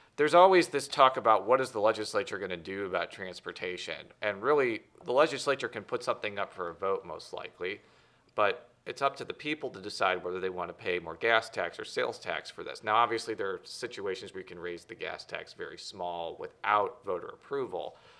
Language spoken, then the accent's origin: English; Illinois, United States; I'm from Illinois